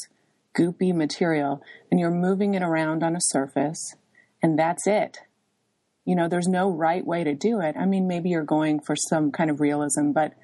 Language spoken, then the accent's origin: English; Ohio, United States; moved away as an adult; also born or lived in Alaska / New York; now in Lincoln, United States; I grew up in Ohio from age six until I left for college at 18, and it was a small town